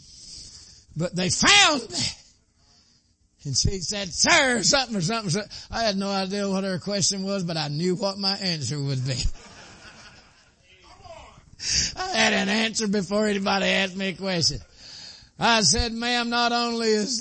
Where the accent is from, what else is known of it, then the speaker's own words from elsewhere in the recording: Dalton, Georgia, United States; I was born in Whitefield County, which is Dalton, North Georgia.